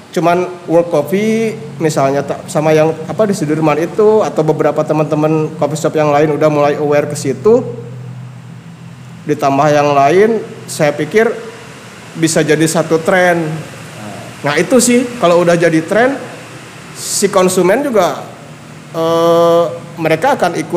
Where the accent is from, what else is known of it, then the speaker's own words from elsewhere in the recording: Bandung, West Java, Indonesia; terus apa yang udah si brand ini lakukan untuk saya orang Bandung